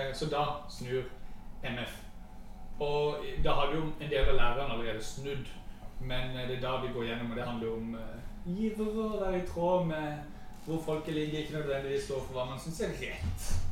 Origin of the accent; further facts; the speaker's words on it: Mandal, Agder, Norway; jeg har vokst opp i, i Mandal